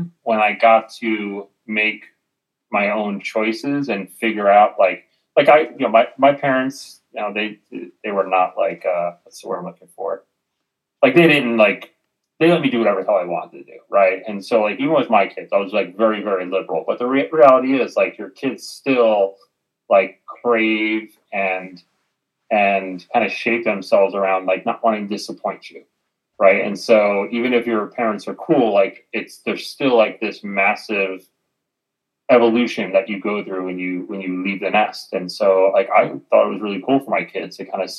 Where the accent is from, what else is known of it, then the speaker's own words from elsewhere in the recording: New Jersey, United States; also born or lived in New York / Portland; now in Arizona, United States; I've now lived in Arizona longer than I've lived anywhere aside when I grew up in New Jersey